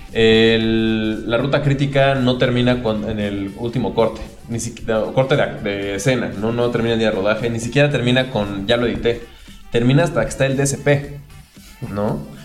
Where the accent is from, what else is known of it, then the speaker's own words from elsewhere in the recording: Puebla, Mexico; los que crecimos en Puebla y estudiamos ahí